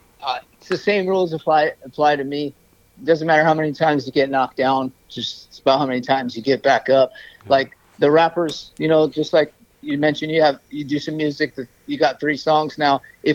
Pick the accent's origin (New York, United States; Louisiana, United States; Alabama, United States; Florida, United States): New York, United States; Of course, I'm from New York. I have some family there.